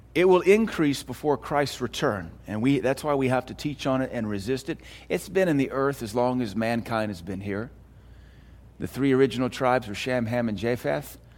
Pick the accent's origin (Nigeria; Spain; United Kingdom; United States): United States; I'm American.